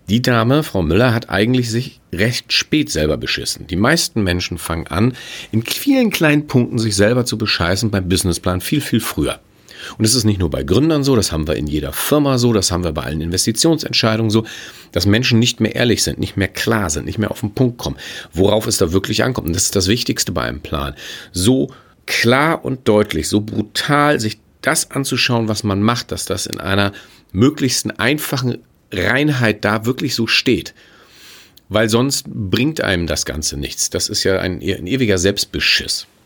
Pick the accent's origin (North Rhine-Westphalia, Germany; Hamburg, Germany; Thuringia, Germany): Hamburg, Germany; Ich bin Hamburger. Ich will jetzt gar nicht mal auf andere Projekte in der Welt schauen. Ich gucke mir einfach unser großes Desaster in Hamburg an.